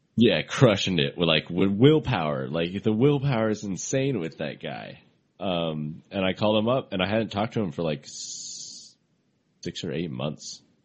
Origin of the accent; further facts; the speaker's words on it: Seattle, Washington, United States; also born or lived in Fort Collins, Colorado; now in Seattle, United States; I grew up in Seattle